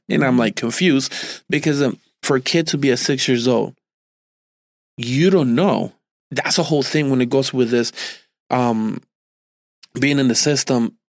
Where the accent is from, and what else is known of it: New Jersey, United States; born or raised there